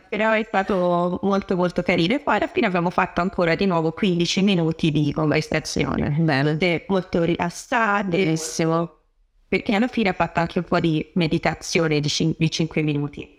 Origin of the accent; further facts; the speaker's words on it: Tuscany, Italy; moved away as an adult; now in London, United Kingdom; sono toscana